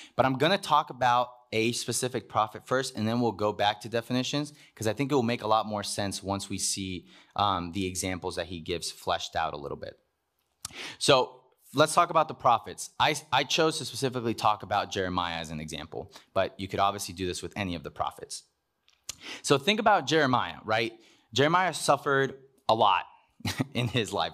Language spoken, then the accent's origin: English; Cuba; moved away; I was born in Cuba.